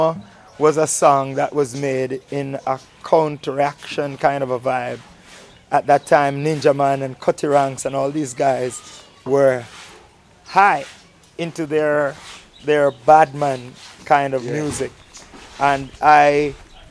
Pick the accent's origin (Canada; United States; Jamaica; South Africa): Jamaica; Manchester; I'm from the central part of Jamaica, a place called Manchester, in a little district called Elliston